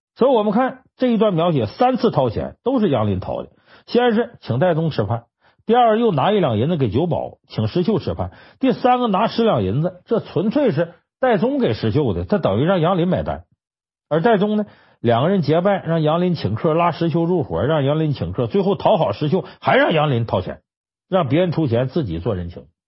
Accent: Harbin, Heilongjiang, China; 我老家哈尔滨

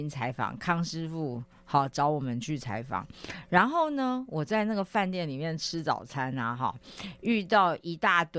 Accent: Taiwan; 然后我就跟他们用英文交谈了，没没有没有丢我们台湾人的脸啊

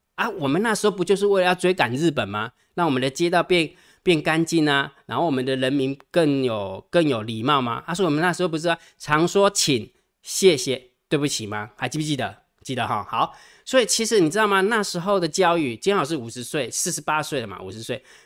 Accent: Taiwan

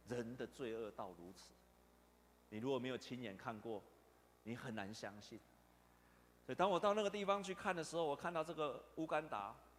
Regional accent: Taiwan; 我们台湾

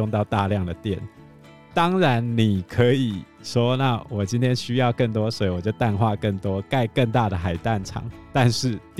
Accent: Taiwan; 我们台湾人也蛮浪费。

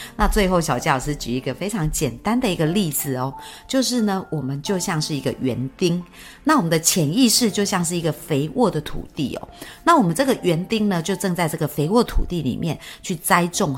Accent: Yunlin County, Taiwan; also born or lived in Chiayi / Taipei; 我们老家在云林

